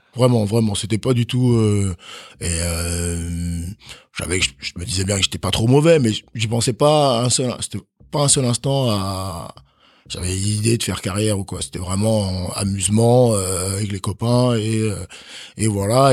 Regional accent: Chalon-sur-Saône, Bourgogne-Franche-Comté, France; also born or lived in Benin; j'ai grandi à Chalon-sur-Saône

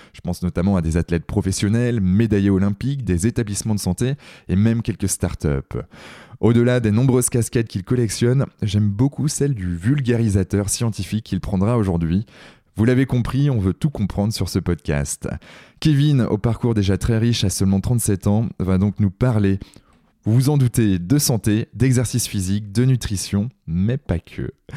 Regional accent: Brittany, France; Je suis un breton

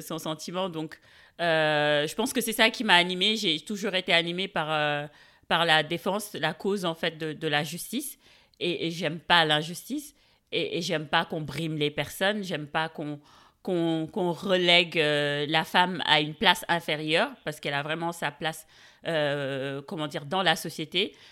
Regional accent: Dakar, Senegal; Je suis née, j'ai grandi à Dakar

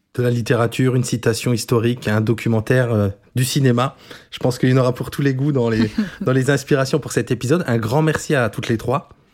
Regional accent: Moselle, Grand Est, France; accent: mosellan; notre accent mosellan, parce que j'espère que vous ne l'entendez pas trop, mais moi je viens de Moselle

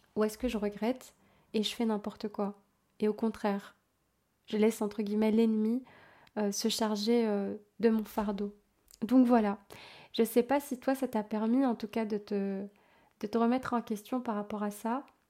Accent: Belgium; je suis belge, effectivement

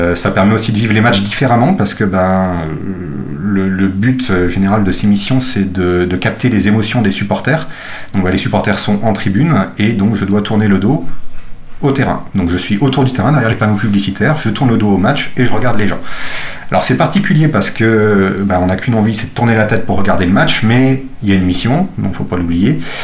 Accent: Nantes, Pays de la Loire, France; je suis né à Nantes

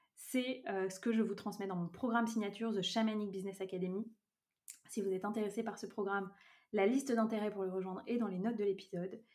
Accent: Brittany, France; je vis actuellement en Bretagne, près de là où j'ai grandi

